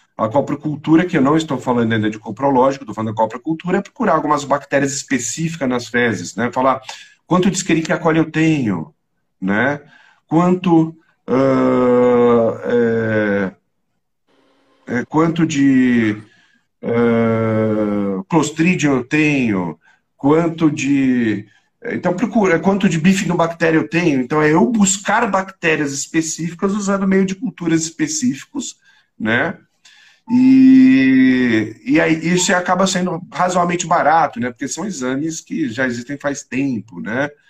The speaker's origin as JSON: {"language": "Portuguese", "region": "São Paulo", "country": "Brazil", "said": "eu sou paulistano, nasci na Beneficência Portuguesa, bem no centro de São Paulo"}